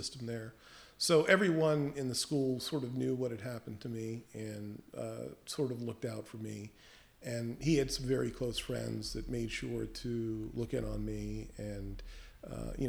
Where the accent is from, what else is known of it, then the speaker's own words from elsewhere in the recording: Henrico County, Virginia, United States; also born or lived in Piscataway, New Jersey / New York; now in New Jersey, United States; I grew up in Henrico County